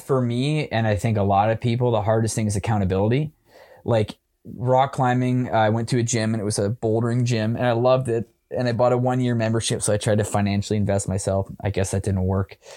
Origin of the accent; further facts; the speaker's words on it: Waterloo, Ontario, Canada; moved away as an adult; now in Toronto, Canada; I grew up in Waterloo my whole life.